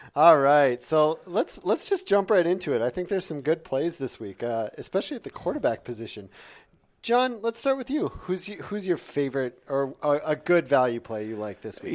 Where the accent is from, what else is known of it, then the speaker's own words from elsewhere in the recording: Ely, Minnesota, United States; moved away; I'm originally from Ely, Minnesota, where my parents still live